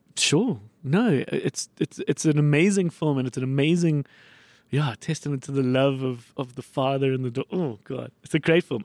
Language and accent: English; Johannesburg, Gauteng, South Africa; I grew up in the north